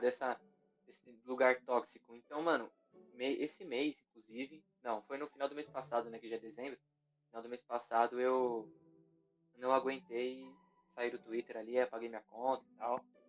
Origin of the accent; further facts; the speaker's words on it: Guarulhos, São Paulo, Brazil; now in São Bernardo do Campo, Brazil; morei minha vida inteira em Guarulhos, só esse ano que eu me mudei